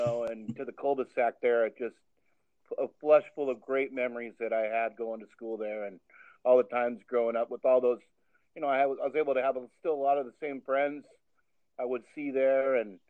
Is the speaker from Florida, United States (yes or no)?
no; Rio Hondo Prep, California, United States; house was on Milo Ann, which is one of those streets adjacent there to Rio Hondo Prep. So I was born and raised around Rio Hondo Prep.